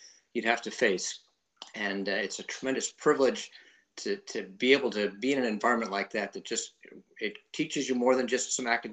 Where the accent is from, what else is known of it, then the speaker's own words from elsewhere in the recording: just north of New Haven, Connecticut, United States; moved away as an adult; I grew up in Connecticut, just north of New Haven.